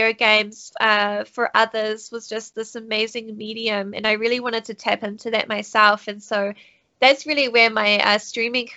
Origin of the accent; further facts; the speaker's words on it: New Zealand; also born or lived in United States; I'm born and raised in New Zealand, down under.